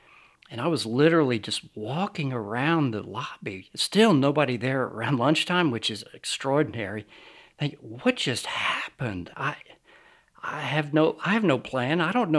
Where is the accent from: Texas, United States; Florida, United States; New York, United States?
New York, United States; also born or lived in Lynchburg, Virginia; I was born in Lynchburg, Virginia, but I basically grew up outside of New York City. I've lost my accent, as you can probably tell.